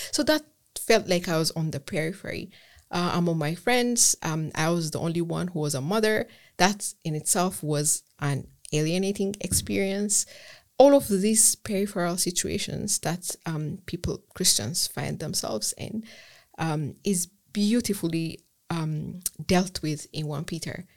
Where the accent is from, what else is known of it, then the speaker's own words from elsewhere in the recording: Ethiopia; English is a second language; moved away as an adult; also born or lived in Germany / Edinburgh; I'm from Ethiopia. Um, I left Ethiopia to pursue undergraduate studies in Germany.